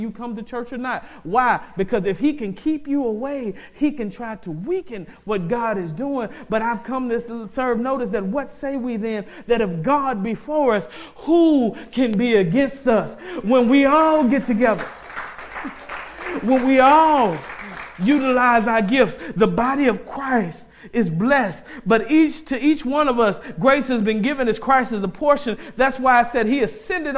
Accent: the South, United States; I'm from the South

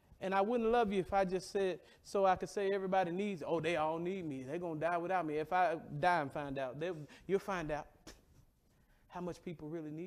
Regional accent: the South, United States; I'm from the South.

